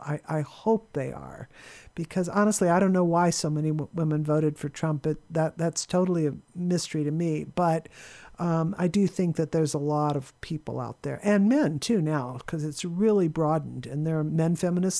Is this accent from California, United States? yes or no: yes; Claremont, California, United States; also born or lived in Kansas City; I was born in Kansas City, but I grew up in Claremont, and my mother worked at Pitzer College